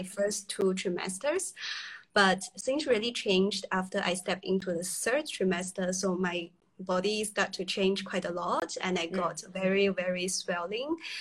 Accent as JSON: {"language": "English", "country": "China", "moved": "yes", "said": "I was from China originally"}